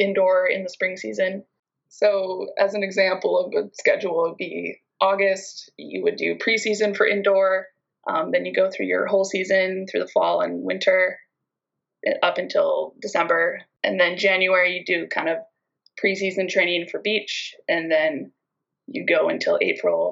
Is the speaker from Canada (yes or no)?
yes; British Columbia, Canada; also born or lived in Hungary; a few of kids in my town and in surrounding towns would drive like an hour and a half to a beach club in Nanaimo, British Columbia